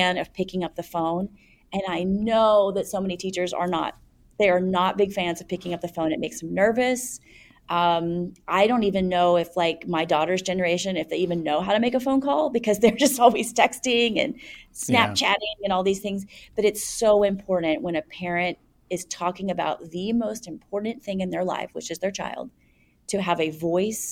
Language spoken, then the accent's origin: English; United States; I am from an American culture where you don't kiss somebody on the cheeks in a professional setting